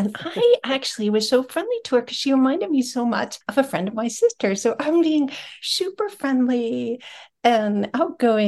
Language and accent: English; Long Island, New York, United States; I grew up on Long Island